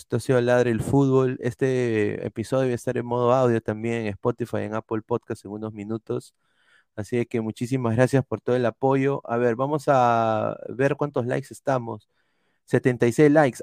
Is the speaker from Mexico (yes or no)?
no; Peru; somos peruanos